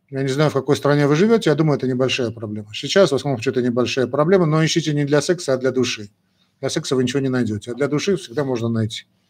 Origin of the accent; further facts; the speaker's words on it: Armenia; Мы часть армяне